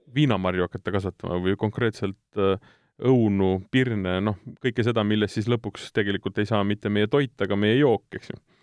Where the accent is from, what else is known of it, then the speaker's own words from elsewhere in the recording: South Estonia, Estonia; mina olen ise Lõuna-Eestist pärit